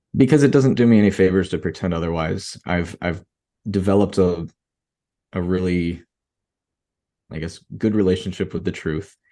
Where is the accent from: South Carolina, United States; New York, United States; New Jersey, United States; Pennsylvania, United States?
New York, United States; Rochester; now in Miami, United States; I live in Miami, Florida, and I was, you know, born and raised in Rochester, New York